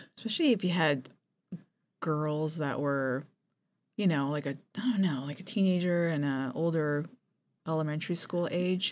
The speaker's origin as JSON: {"language": "English", "country": "Japan", "tie": "born or raised there", "moved": "yes", "said": "I grew up in Japan"}